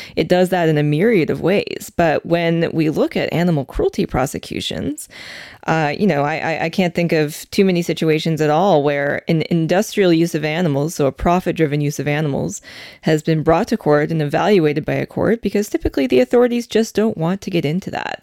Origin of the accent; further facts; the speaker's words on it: Calgary, Alberta, Canada; moved away; I was born in Calgary. My family's still there